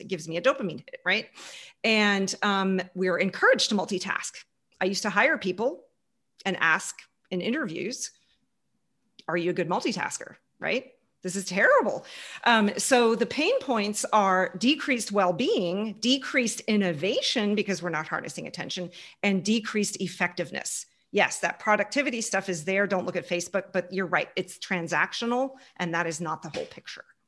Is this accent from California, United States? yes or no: no; Houston, Texas, United States; moved away; also born or lived in Germany / Munich, Germany / Canada; I grew up in Houston, right behind Mission Control, right behind NASA Space Station, NASA Space Center